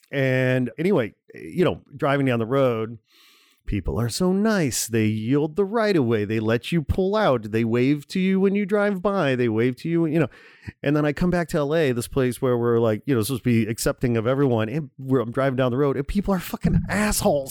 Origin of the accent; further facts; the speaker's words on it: outside Chicago, Illinois, United States; moved away as an adult; also born or lived in Gary, Indiana; now in Los Angeles, United States; I was born in Gary, Indiana, okay? I grew up outside Chicago. I lived in Chicago a long time. I moved to L A in oh one